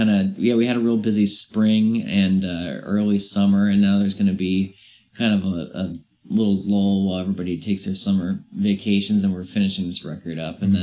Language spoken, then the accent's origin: English; Virginia, United States; also born or lived in Brighton / Chapel Hill; No, I'm from I'm from Virginia.